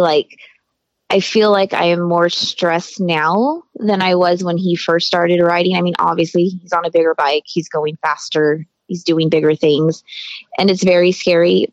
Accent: Hesperia, California, United States; also born or lived in Greeley, Colorado; I was actually born in Greeley, Colorado, and then we moved to Hesperia, California when I was like, hmm, was I seven years old

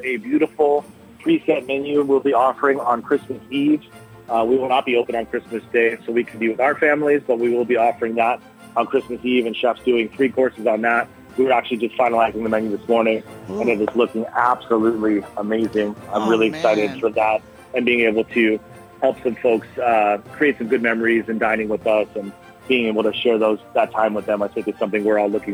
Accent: Southern California, United States; now in Kauai, United States; I grew up in Southern California

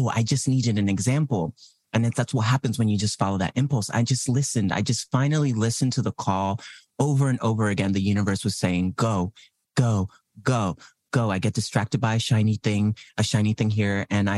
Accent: United States; I grew up in the States. So, like, I'm Puerto Rican. But, like, now I'm adamantly saying, like, yeah, no, I'm Puerto Ricano. I'm Boricua.

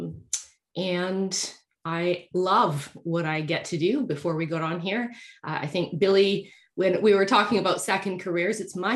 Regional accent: Victoria, British Columbia, Canada; moved away as an adult; I had just moved back to Victoria, which is my hometown.

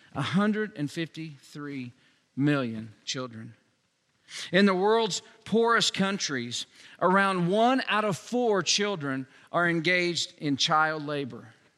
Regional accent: Joplin, Missouri, United States; now in Newcastle, United States; my hometown, Joplin, Missouri

